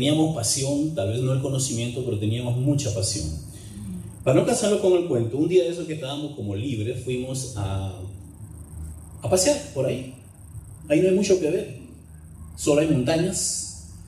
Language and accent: Spanish; Peru; moved away as an adult; Pero tengo ya 33 años de vivir aquí. Em, es un pueblo minero a, cuatro, a más de 4.500 metros de altura sobre el nivel del mar.